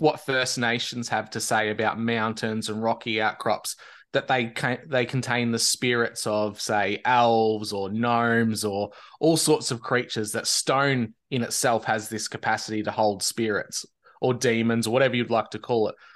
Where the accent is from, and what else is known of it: Victoria, Australia